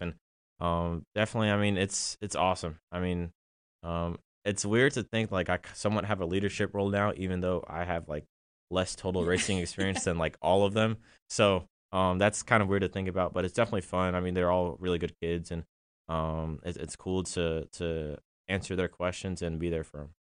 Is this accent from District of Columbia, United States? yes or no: yes; Washington, District of Columbia, United States; also born or lived in Atlanta, Georgia; I grew up in DC